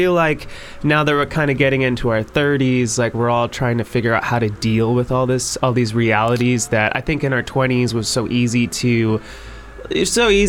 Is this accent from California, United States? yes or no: yes; Los Angeles, California, United States; We're basically from an LA suburb.